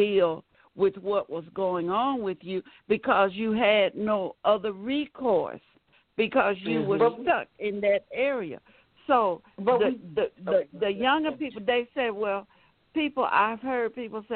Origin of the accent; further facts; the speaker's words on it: Birmingham, Alabama, United States; also born or lived in Chicago, Illinois; I grew up in Chicago, and then we moved to Birmingham. Right, in the early 60s